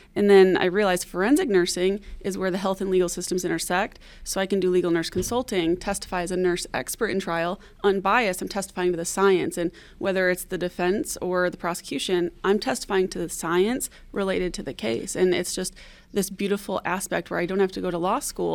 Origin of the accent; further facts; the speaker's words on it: Detroit, Michigan, United States; I'm from Detroit, Michigan, originally. Um, I grew up in the foster care system